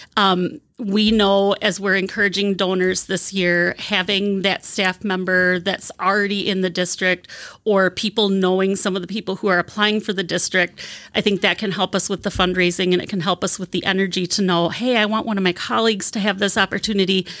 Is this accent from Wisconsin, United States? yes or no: yes; Wisconsin, United States; moved away as an adult; also born or lived in Albuquerque, New Mexico; I'm from Wisconsin.